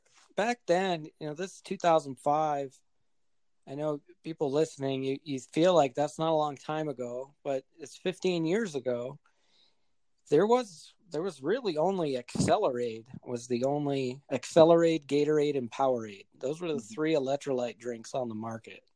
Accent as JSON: {"language": "English", "region": "southern New Hampshire", "country": "United States", "tie": "born or raised there", "moved": "as an adult", "lives_now": "Colorado, United States", "said": "I'm originally from New Hampshire, born and raised. Spent the first 31 years of my life there"}